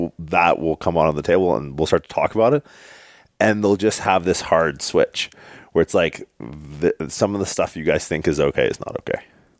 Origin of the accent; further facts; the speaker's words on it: Canada; now in Northern California, United States; I'm from Canada.